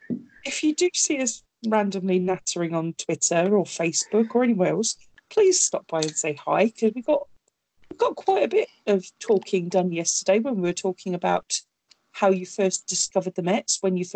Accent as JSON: {"language": "English", "country": "United Kingdom", "said": "we're British"}